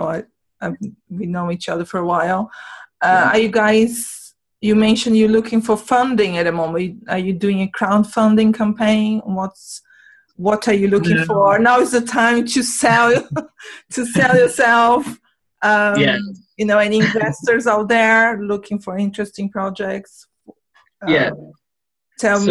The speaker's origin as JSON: {"language": "English", "country": "Brazil", "moved": "yes", "said": "I'm from Brazil"}